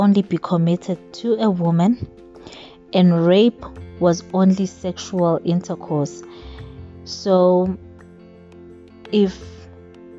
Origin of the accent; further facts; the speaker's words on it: South Africa; I am a lawyer from South Africa